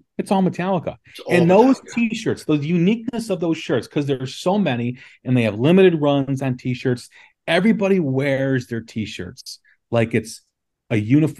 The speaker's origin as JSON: {"language": "English", "town": "Des Plaines", "region": "Illinois", "country": "United States", "tie": "born or raised there", "said": "I grew up in Des Plaines, Illinois, which is just outside of Chicago."}